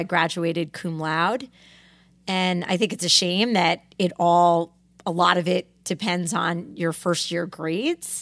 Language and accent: English; Greenwich, Connecticut, United States; I grew up in Cascade, which is a part of Greenwich, Connecticut